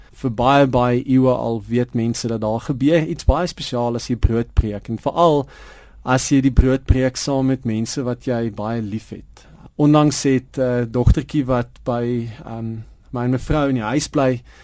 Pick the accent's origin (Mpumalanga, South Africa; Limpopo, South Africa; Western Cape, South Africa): Western Cape, South Africa; Prince Albert; now in Johannesburg, South Africa; op die dorp waar ek groot geword het in Prins Albert